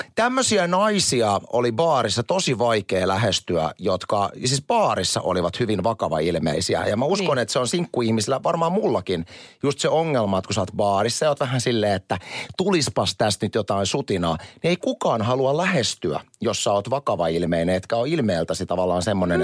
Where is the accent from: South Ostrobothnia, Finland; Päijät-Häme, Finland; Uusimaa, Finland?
South Ostrobothnia, Finland; Kurikka; also born or lived in Seinäjoki; mä oon viettänyt koko lapsuuteni Kurika, Kurikassa